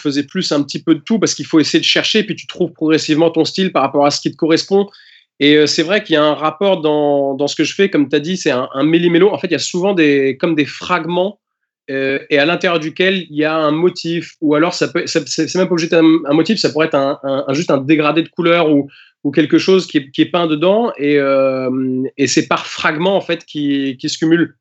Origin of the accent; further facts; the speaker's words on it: Normandy, France; also born or lived in England; je suis anglais et, euh, je suis normand à la fois